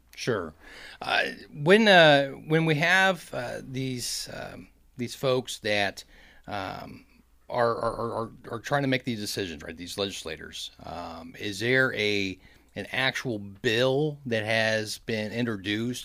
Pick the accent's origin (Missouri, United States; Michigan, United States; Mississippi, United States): Missouri, United States; Kansas City; my hometown of Kansas City